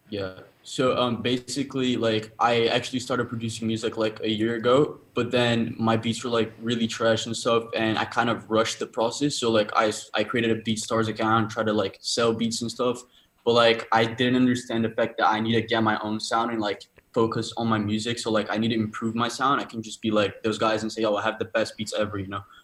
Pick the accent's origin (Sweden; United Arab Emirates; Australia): United Arab Emirates; Dubai; I'm from Dubai as well